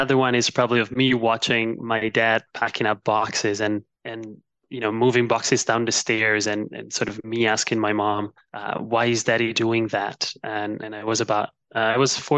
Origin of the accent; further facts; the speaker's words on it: Milan, Lombardy, Italy; moved away as an adult; also born or lived in China / London; I was born and raised in Milan, Italy, although I spent a few of my adult years abroad between China and London.